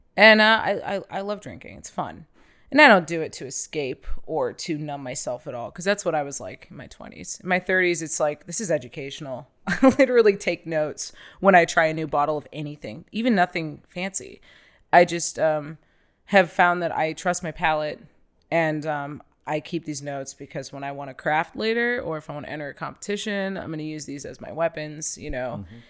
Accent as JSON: {"language": "English", "region": "Ohio", "country": "United States", "tie": "born or raised there", "said": "full-blooded, just raised, born and raised in Ohio"}